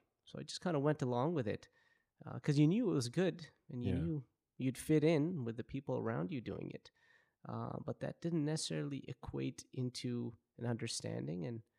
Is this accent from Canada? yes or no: yes; Vancouver, British Columbia, Canada; So like you had mentioned, I'm born and raised in Vancouver.